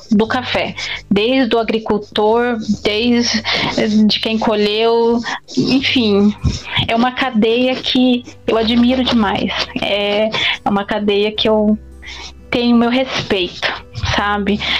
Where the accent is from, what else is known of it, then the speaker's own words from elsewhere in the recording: Campinas, São Paulo, Brazil; born there; Que eu sou paulista, nasci aqui em São Paulo, em Campinas, né? Interior de São Paulo, mas tenho muitos parentes em Minas.